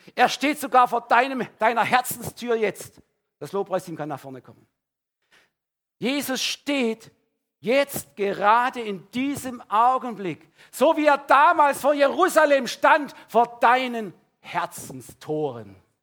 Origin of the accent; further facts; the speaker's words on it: Baden-Württemberg, Germany; Bei uns in Ödesheim